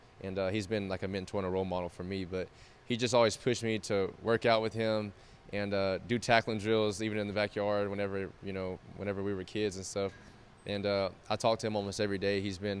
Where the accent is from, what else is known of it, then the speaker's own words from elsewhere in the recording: Oklahoma, United States; I grew up in Oklahoma, and you've lived there before too. So it's the Midwest, it's the Great Plains.